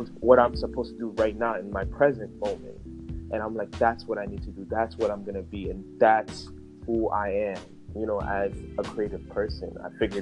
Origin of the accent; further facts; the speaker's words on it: New York, United States; I'm born and raised in New York.